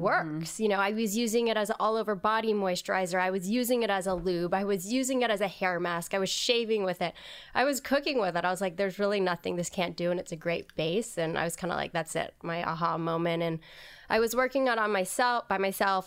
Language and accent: English; Hawaii, United States; moved away; also born or lived in New York; I grew up in Hawaii